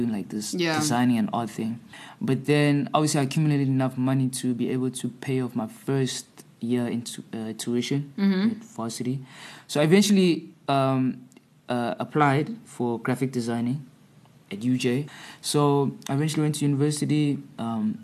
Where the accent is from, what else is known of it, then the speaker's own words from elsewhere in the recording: Johannesburg, Gauteng, South Africa; moved away as an adult; now in Cape Town, South Africa; Grew up in Joburg, born and bred in Joburg